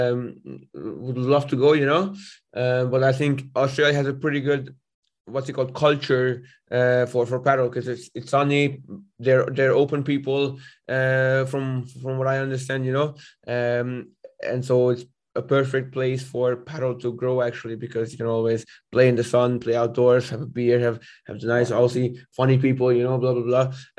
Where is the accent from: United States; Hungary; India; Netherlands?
Hungary; moved away; I'm originally from Hungary